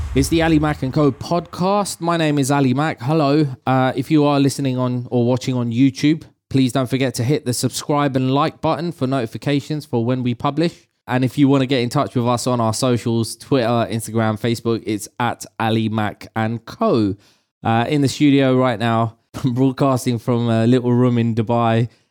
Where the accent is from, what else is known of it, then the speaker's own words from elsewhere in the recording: London, United Kingdom; I was raised in, I was raised in London.